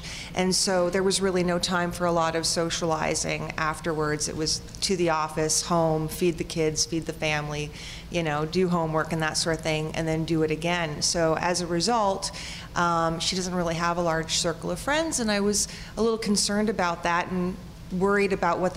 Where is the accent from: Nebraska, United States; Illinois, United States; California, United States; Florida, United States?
Florida, United States; South; now in Ontario, Canada; I, like you all, reside here in Ontario, but I was raised in South Florida